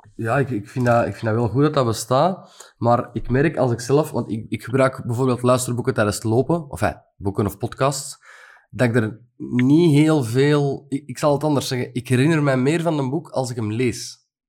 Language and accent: Dutch; Antwerp area, Flanders, Belgium; Ja, van het Antwerpse, niet van Gent